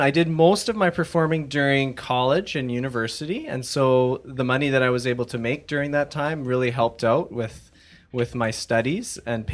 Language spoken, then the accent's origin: English; Abbotsford, British Columbia, Canada; also born or lived in Mission, British Columbia; I was born in Mission, British Columbia. I have lived in Abbotsford my whole life.